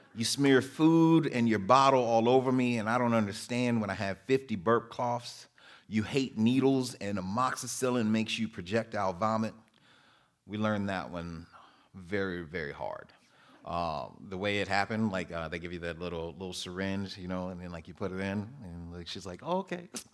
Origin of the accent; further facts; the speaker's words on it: Muskegon, Michigan, United States; also born or lived in Detroit, Michigan; grew up in Muskegon. I was born in Detroit. Uh, went to school in Muskegon